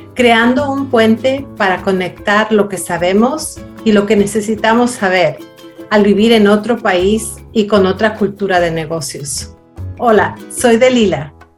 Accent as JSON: {"language": "Spanish", "country": "Ecuador", "tie": "born or raised there", "moved": "yes", "said": "yo crecí en el Ecuador"}